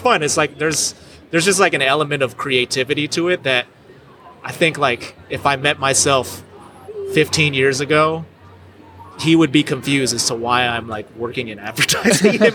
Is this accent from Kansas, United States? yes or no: no; California, United States; moved away as an adult; also born or lived in Colombia / Indonesia; now in Tulsa, United States; I was in California where I'm originally from